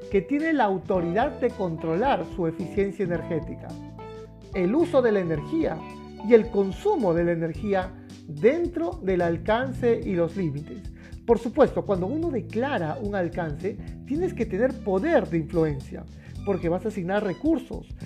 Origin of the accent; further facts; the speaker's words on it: Peru; todavía tenemos en mi país, en Perú, el carbón, el gas natural también bastante fuerte